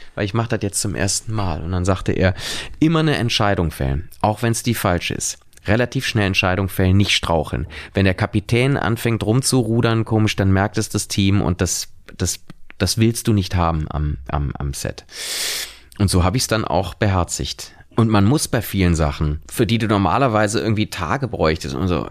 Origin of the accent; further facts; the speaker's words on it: Cologne, North Rhine-Westphalia, Germany; als Kölner